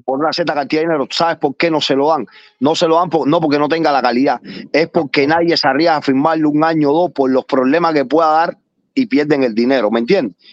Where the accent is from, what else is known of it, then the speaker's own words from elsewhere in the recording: Cuba; moved away; como los cubanos